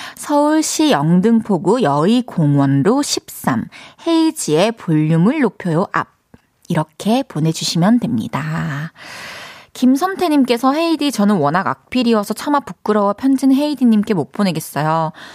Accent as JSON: {"language": "Korean", "town": "Changwon", "region": "South Gyeongsang", "country": "South Korea", "tie": "born or raised there", "said": "제 고향이 마산입니다"}